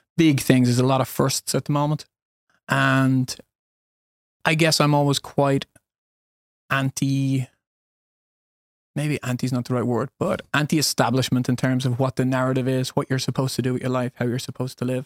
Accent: Dublin, Leinster, Ireland; moved away as an adult; also born or lived in United States / Spain / Sweden; now in Alingsås, Sweden; born and raised in Dublin, Ireland

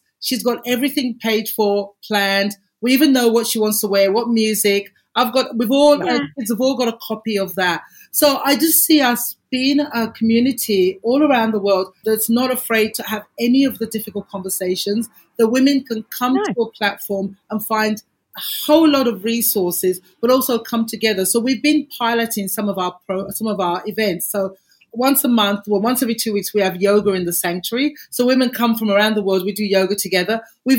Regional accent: Australia; So obviously we're Australian.

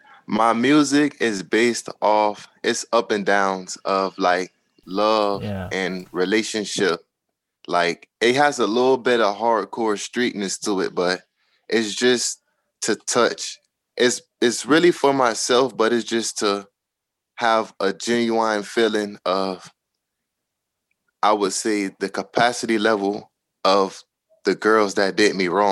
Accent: Miami, Florida, United States; because I'm from Miami

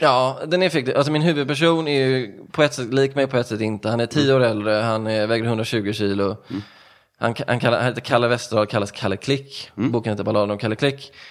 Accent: Stenungsund, Västra Götaland, Sweden; moved away; also born or lived in Ödsmål; jag kommer från, eh, jag brukar säga Stenungsund

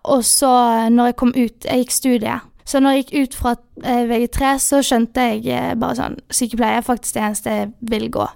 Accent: Bergen, Vestland, Norway; moved away as an adult; also born or lived in Sunnmøre; now in Molde, Norway; Den tidligere skolen jeg gikk på hjemme i Bergen på videregående

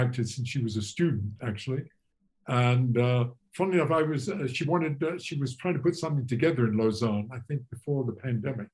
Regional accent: England, United Kingdom; moved away; I'm English originally

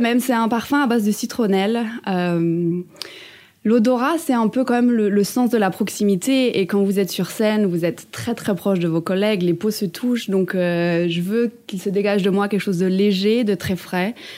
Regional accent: Ardennes, Grand Est, France; je viens des Ardennes

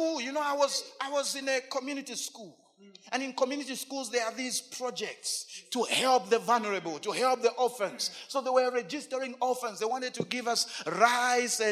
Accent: Lusaka, Lusaka Province, Zambia; I come from Chibolia. I live in Chibolia, but Chibolia does not live in me.

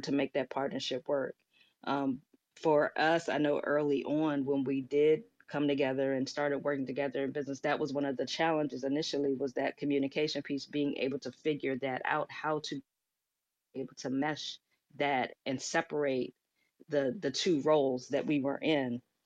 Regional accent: Washington, District of Columbia, United States; I'm a native from Washington, D C, was born and raised in Washington, D C

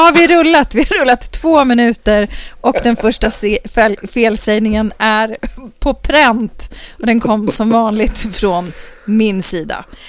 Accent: Uppsala, Uppsala County, Sweden; i Uppsala, där jag är ifrån.

